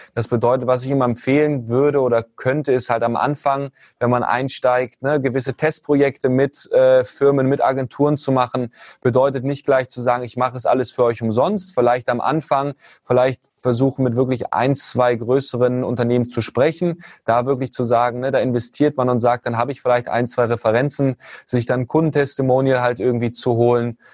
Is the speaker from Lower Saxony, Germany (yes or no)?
yes; Hanover, Lower Saxony, Germany; komme aus Hannover, ähm, ursprünglich auch geboren